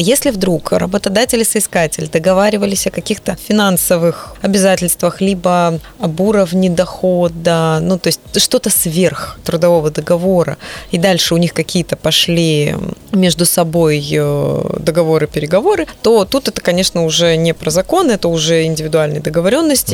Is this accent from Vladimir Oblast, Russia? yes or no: no; Vladivostok, Primorsky Krai, Russia; я сама родилась и выросла в Владивостоке